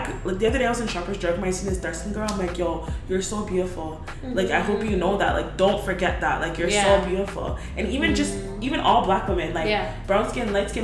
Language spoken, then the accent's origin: English; Ajax, Ontario, Canada; also born or lived in Scarborough; Ajax definitely raised me